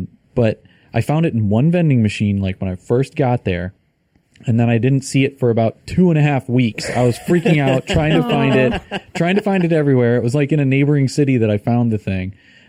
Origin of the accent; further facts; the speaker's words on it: United States; as an American anyway